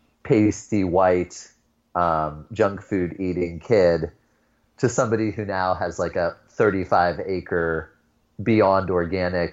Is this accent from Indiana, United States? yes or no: no; Youngstown, Ohio, United States; I grew up in Northeast Ohio, grew up on the lower west side of a city called Youngstown